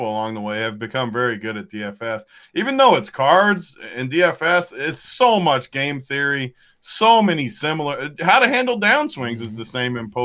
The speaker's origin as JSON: {"language": "English", "town": "Denver", "region": "Colorado", "country": "United States", "tie": "born or raised there", "said": "I grew up in Denver"}